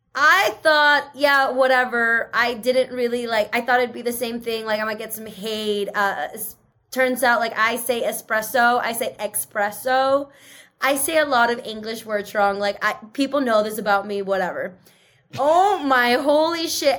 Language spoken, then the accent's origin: English; Seattle, Washington, United States; English is a second language; i grew up in seattle surrounded by white people so i talk like them